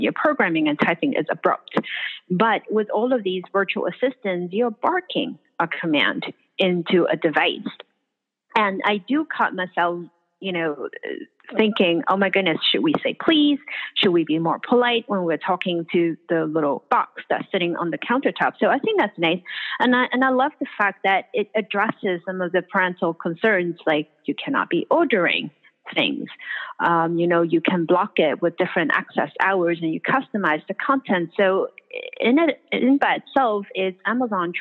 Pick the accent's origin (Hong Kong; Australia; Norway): Hong Kong; moved away; when I was growing up in Hong Kong